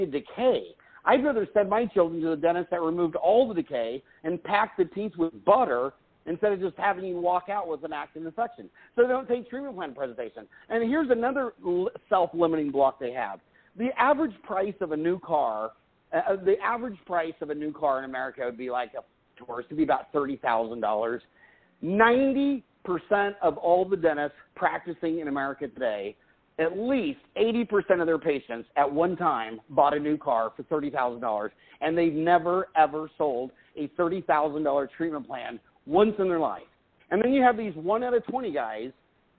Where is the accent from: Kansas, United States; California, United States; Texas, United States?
Kansas, United States; I grew up in Kansas